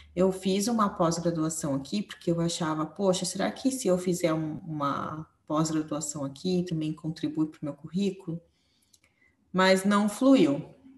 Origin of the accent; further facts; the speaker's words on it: São Paulo, Brazil; moved away as an adult; now in Portugal; eu sou de São Paulo também, também sou paulistana